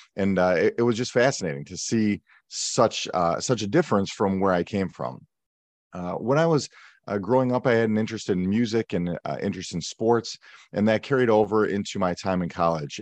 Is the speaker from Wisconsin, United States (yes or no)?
yes; Milwaukee, Wisconsin, United States; I grew up in Milwaukee, Wisconsin, in the suburbs just outside the city.